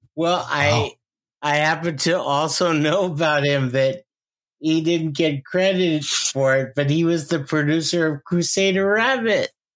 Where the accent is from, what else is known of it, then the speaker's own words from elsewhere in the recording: New York, United States; now in Los Angeles, United States; growing up in New York